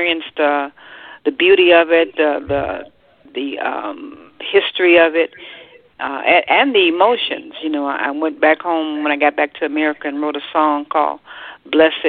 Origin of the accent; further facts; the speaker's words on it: United States; here I am from the United States